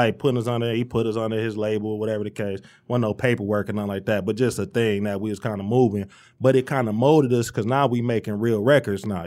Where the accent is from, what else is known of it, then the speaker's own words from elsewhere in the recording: Romulus, Michigan, United States; also born or lived in Dearborn, Michigan; I'm from Romulus. Uh, I was born in Dearborn, but, you know, the fam was already in Romulus